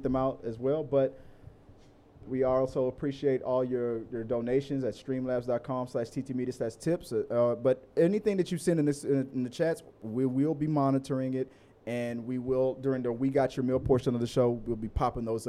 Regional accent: Houston, Texas, United States; We're from Houston

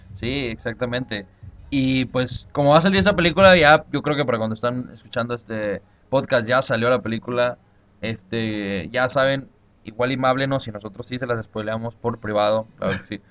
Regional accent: Mexico; yo soy mexicano

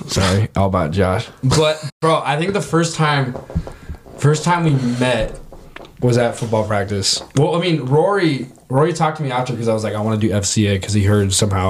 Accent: Arizona, United States; moved away as an adult; now in Missoula, United States; I'm from Arizona.

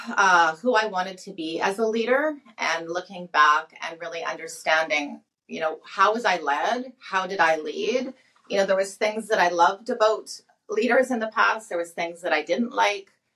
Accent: St. Albert, Alberta, Canada; I was born and raised in St. Albert, Alberta. So I'm a Alberta girl

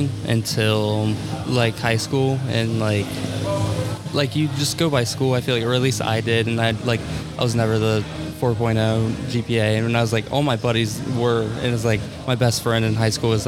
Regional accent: Columbus, Ohio, United States; We lived in Columbus, so I've born and raised here, and I'm still here

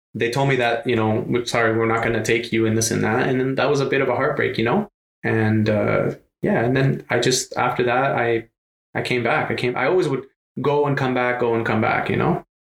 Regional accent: Canada; also born or lived in Lebanon; we moved to Canada from Lebanon. I was just a year old. So basically, I grew up in Canada.

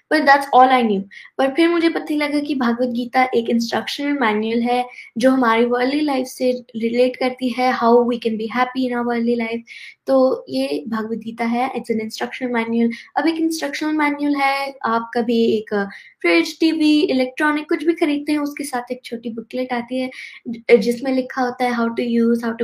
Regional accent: Texas, United States; I am 11 years old और मैं Texas USA से हूँ

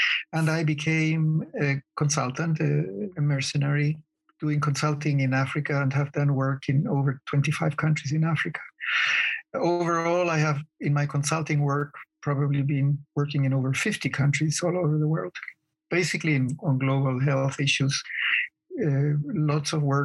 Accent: Chile; moved away as an adult; also born or lived in United States / Nairobi, Kenya; now in Ho Chi Minh City, Vietnam; I am originally from Chile

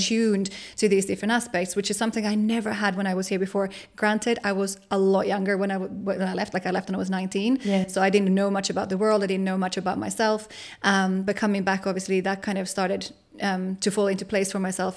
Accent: Finland; moved away as an adult; my hometown

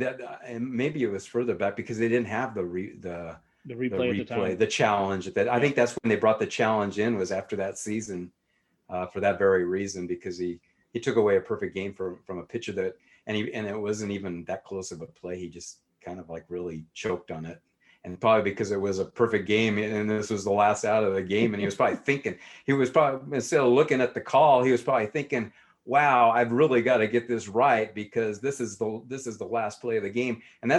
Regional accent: Rocky Mountain West, United States; also born or lived in Utah / Cody, Wyoming / Denver, Colorado / Durango, Colorado; No, I'm from Rocky Mountain West is where I grew

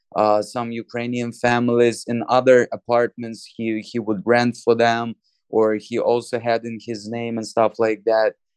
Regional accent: Moldova; moved away; my home country, Moldova

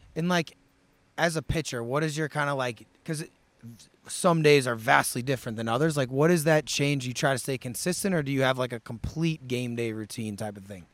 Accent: St. Louis, Missouri, United States; I grew up in Saint Louis

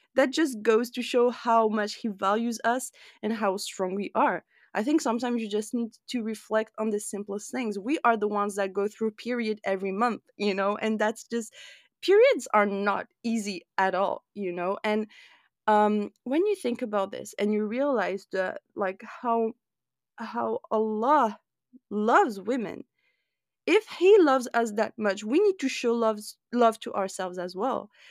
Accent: France; You and I grew up in France

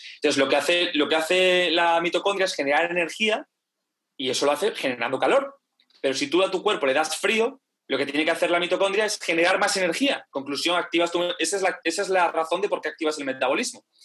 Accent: Galicia, Spain; soy gallego

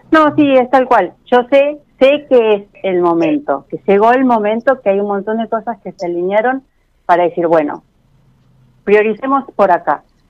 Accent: Florencio Varela, Buenos Aires Province, Argentina; De Florecha Varela, de Buenos Aires.

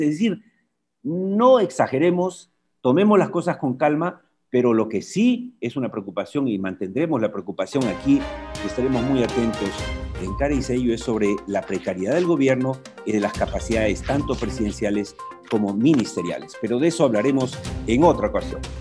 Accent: Peru; lo cual nos alegra o como peruanos

